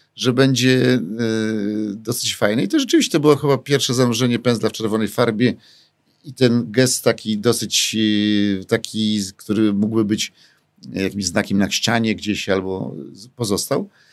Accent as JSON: {"language": "Polish", "town": "Warsaw", "region": "Masovian Voivodeship", "country": "Poland", "said": "jestem z Mokotowa"}